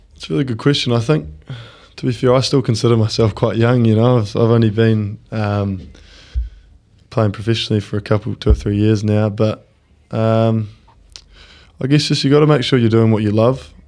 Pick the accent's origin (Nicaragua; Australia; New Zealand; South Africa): New Zealand; Christchurch, Canterbury; moved away as an adult; also born or lived in Dunedin / West Melton / Auckland; I grew up uh, in Christchurch. I was born in Dunedin. I grew up uh, out in West Melton.